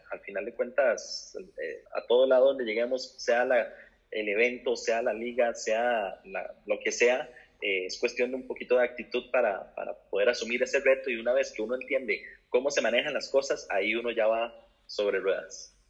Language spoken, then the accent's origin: Spanish; Costa Rica; moved away as an adult; now in Spain; soy periodista de Costa Rica